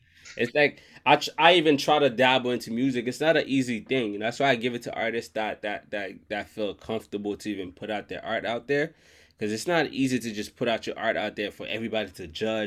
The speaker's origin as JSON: {"language": "English", "country": "Haiti", "said": "I'm from Haiti"}